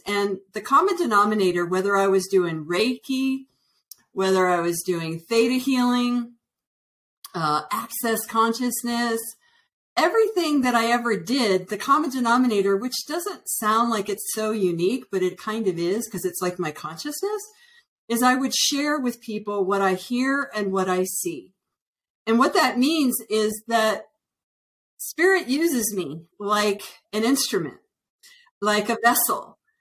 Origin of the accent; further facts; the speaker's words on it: Northern Virginia, United States; also born or lived in Washington D.C. / Colorado; now in Santa Fe, United States; I was originally born in Washington D.C. and I was raised in Northern Virginia